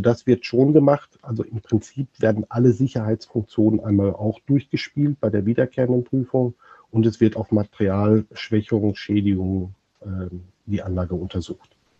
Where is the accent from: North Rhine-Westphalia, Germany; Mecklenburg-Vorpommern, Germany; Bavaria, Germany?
North Rhine-Westphalia, Germany; near Dortmund; Ich bin äh, aus der Nähe von Dortmund geboren